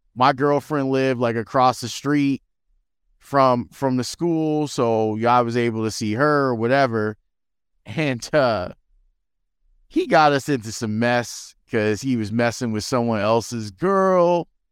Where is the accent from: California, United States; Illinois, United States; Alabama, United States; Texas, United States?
Illinois, United States; Chicago; I grew up in Roseland